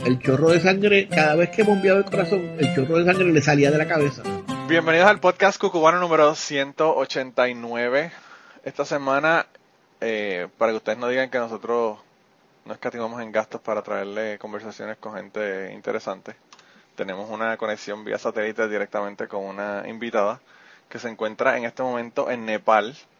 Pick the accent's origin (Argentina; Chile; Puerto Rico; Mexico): Puerto Rico; en Puerto Rico cuando yo era joven, que eso fue hace muchos años atrás, eh, la, la, carretera que había para llegar a mi pueblo desde San Juan